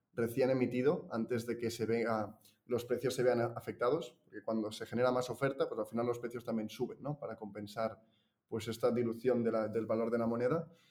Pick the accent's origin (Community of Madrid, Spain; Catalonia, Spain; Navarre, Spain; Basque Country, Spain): Catalonia, Spain; Girona; yo soy de, Girona, nací en Girona, que es una ciudad de por aquí, Cataluña